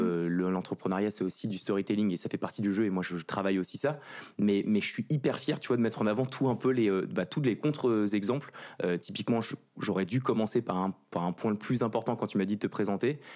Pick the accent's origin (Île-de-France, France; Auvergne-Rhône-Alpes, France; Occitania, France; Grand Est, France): Île-de-France, France; Ville-d'Avray; also born or lived in Saint-Cloud; je viens du 92, pas très loin d'ici